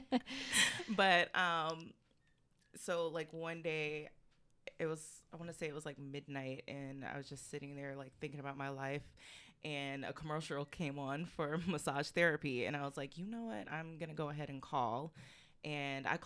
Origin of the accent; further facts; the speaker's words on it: Jacksonville, North Carolina, United States; also born or lived in California / Atlanta; Um, so, I am originally from California. Um, I lived all over military family. Um, so I moved here from Atlanta, but I grew up in North Carolina, Jacksonville, North Carolina.